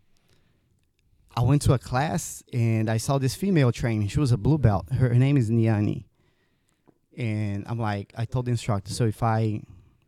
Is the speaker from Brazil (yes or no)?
yes; Brazil; moved away as an adult; now in United States; I was born in Brazil, grew up there, then decided to move to the United States later on in life.